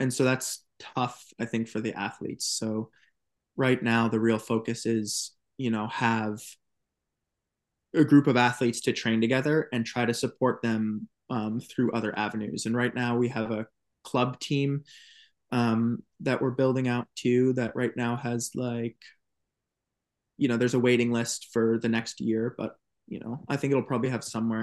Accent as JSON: {"language": "English", "region": "Maine", "country": "United States", "tie": "born or raised there", "moved": "yes", "lives_now": "New Hampshire/Vermont border, United States", "said": "growing up in Maine"}